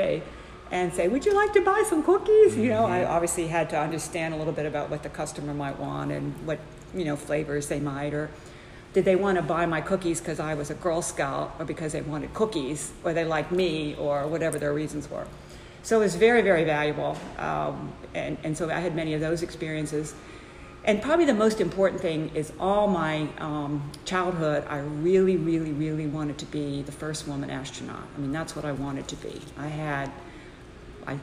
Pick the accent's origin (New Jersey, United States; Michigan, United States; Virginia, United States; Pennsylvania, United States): Pennsylvania, United States; Pittsburgh; I grew up in Pittsburgh, Pennsylvania